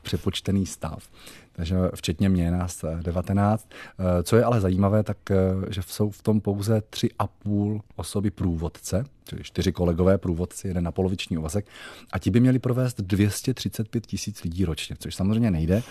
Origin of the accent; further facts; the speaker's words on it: Jaroměřice nad Rokytnou, Vysočina Region, Czechia; moved away as an adult; okolí mého Rodiště, což je okolí Jaroměřic nad Rokytnou